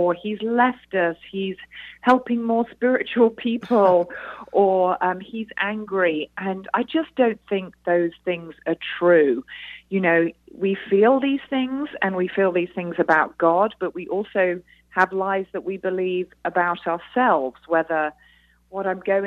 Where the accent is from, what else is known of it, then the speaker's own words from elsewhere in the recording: United Kingdom; now in United States; as you can probably tell from my accent, I am a Brit here in the USA